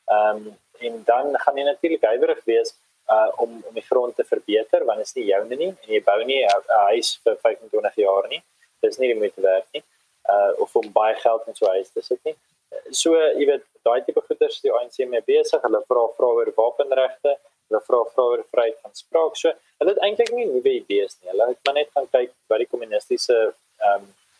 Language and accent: Afrikaans; South Africa; ons as Afrikaners